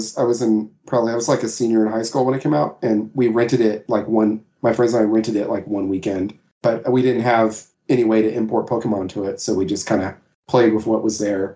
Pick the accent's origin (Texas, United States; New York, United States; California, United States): Texas, United States; I am from Texas, in case people can't tell from the way I talk